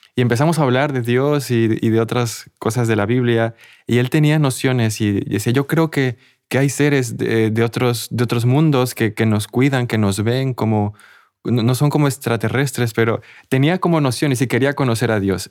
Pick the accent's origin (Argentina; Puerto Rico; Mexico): Mexico; yo soy de México